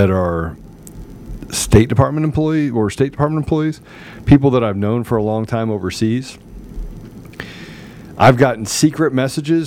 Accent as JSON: {"language": "English", "country": "United States", "said": "I'm an American. I am proud to be an American"}